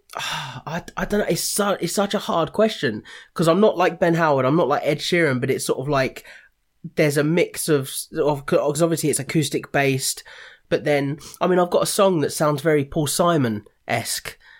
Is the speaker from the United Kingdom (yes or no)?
yes; Watford, East of England, United Kingdom; now in Ramsgate, United Kingdom; I'm from Watford